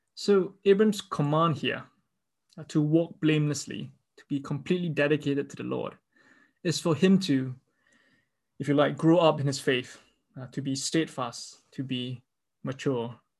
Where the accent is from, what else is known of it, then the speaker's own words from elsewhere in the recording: Singapore; I grew up in Singapore